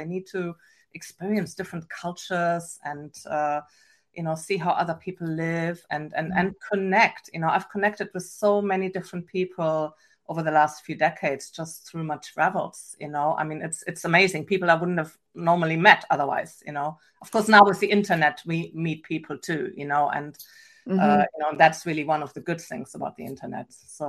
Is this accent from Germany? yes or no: yes; Germany; accent: German; English is a second language; moved away as an adult; also born or lived in England / Canada; now in Pacific Northwest, United States; I have an accent. I never lost my German accent.